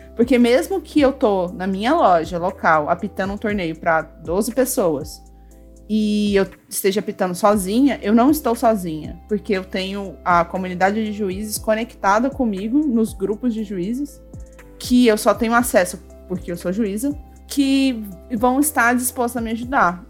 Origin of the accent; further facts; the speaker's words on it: Goiânia, Goiás, Brazil; eu sou de Goiânia, aqui no centro, é, centro-oeste, coração do Brasil